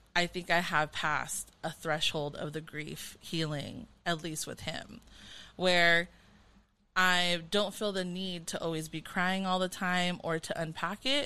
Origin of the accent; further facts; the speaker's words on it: Carson, California, United States; growing up in Carson, California